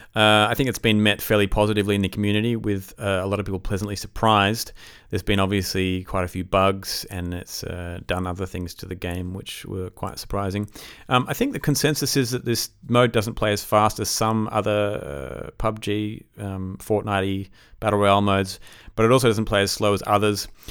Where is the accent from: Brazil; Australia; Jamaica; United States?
Australia; I'm Australian